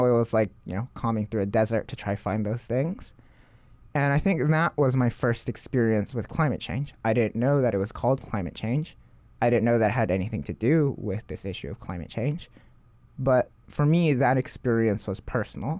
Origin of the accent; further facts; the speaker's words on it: Hawaii, United States; Growing up in Hawaii